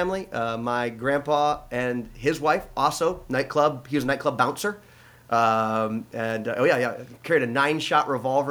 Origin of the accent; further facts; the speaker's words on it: Lansing, Michigan, United States; we grew up here in Lansing